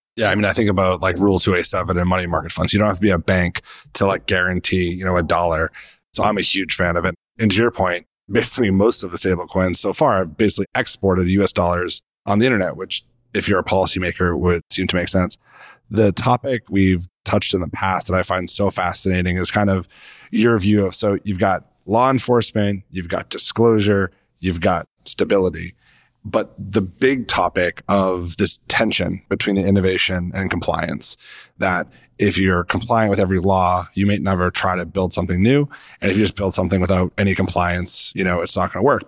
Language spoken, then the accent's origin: English; United States; as an American